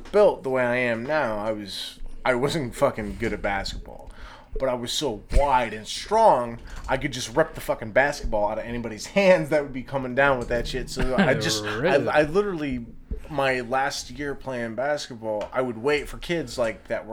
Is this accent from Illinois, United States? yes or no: yes; Chicago, Illinois, United States; I grew up in Chicago during the Michael Jordan years